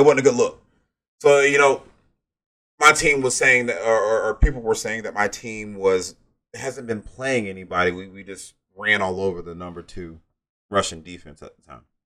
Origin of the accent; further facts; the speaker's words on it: Georgia, United States; I'm from Georgia